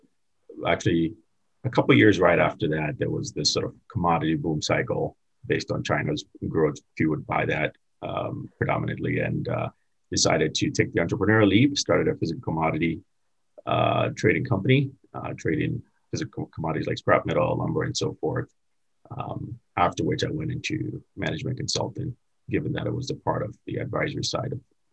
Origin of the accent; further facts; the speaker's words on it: Ghana; also born or lived in Florida; now in United States; I'm originally from Ghana, West Africa, and moved here in the States